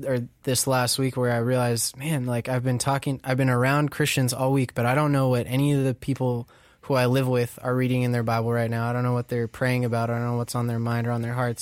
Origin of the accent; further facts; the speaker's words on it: Orange County, California, United States; I grew up in Orange County